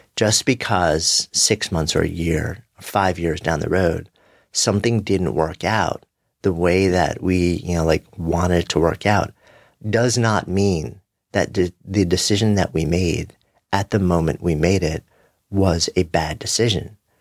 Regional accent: New York, United States

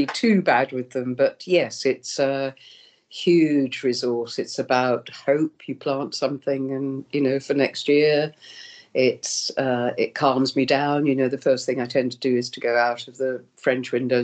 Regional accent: Birmingham, West Midlands, United Kingdom; I'm from Birmingham, and I used to go to Birmingham Rep

